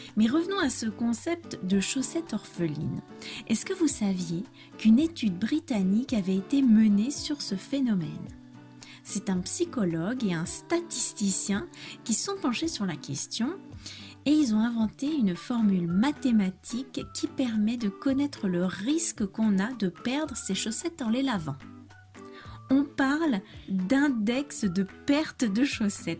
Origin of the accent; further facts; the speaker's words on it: France; je suis française